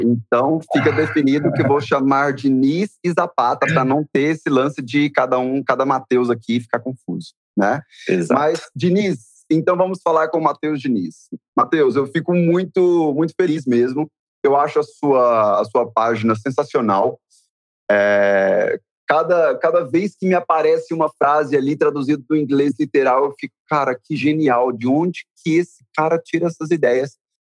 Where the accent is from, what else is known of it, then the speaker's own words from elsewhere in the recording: Goiás, Brazil; eu também sou goiano